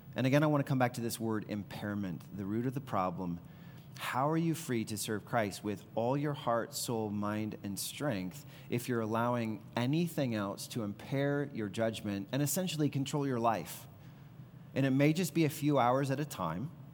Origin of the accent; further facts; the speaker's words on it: the Bible Belt, Deep South, United States; growing up in the Bible Belt, in the Deep South, very conservative culture